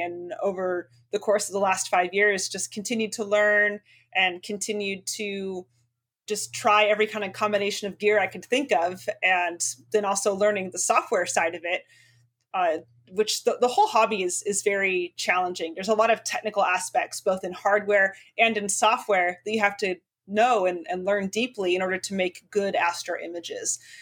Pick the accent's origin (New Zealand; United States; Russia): United States; Spokane, Washington; my hometown of Spokane, Washington